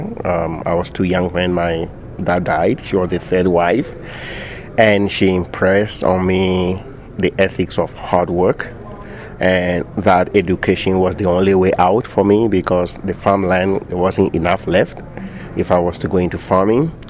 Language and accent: English; Ghana; moved away as an adult; also born or lived in Manitoba, Canada / Saskatchewan, Canada; now in Canada; I grew up in Ghana. It's a small country in West Africa